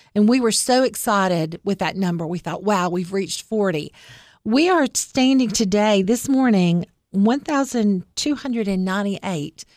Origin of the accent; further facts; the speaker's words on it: East Tennessee, United States; moved away as an adult; now in Cookeville, United States; So I'm from East Tennessee. So I'm an East Tennessee girl